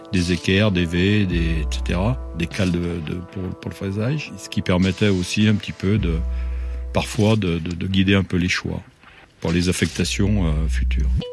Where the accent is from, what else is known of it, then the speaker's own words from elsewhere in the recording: Saint-Étienne, Auvergne-Rhône-Alpes, France; Je suis né à Saint-Étienne.